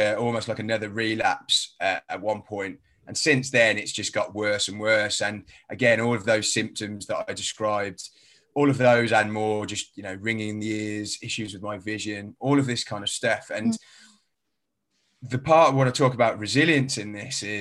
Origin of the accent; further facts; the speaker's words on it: Birmingham, West Midlands, United Kingdom; accent: a bit of a strange accent; now in London, United Kingdom; I was originally from Birmingham, so I haven't got a London accent. I've got a bit of a strange accent.